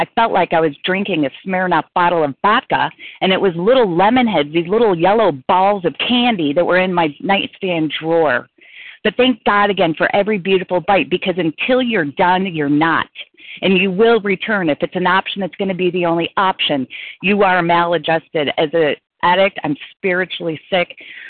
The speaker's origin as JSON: {"language": "English", "region": "Colorado", "country": "United States", "lives_now": "Chicago, United States", "said": "recovered compulsive overeater. I'm from Colorado, presently in Nebraska, on my way home to Chicago."}